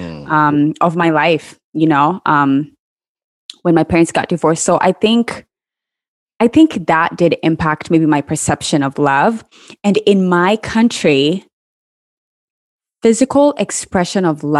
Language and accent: English; Kenya; I grew up in Kenya